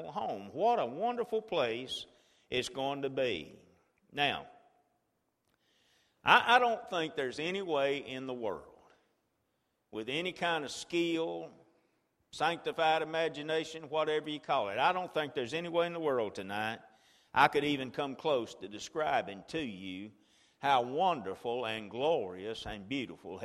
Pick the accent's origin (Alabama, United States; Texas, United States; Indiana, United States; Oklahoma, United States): Alabama, United States; Chilton County; I was raised in Chilton County on a farm